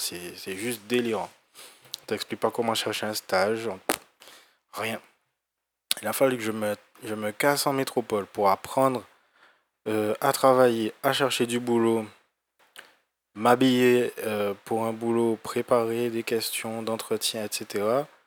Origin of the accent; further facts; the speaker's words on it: Guadeloupe; moved away as an adult; quand je suis parti en fait euh, de la Guadeloupe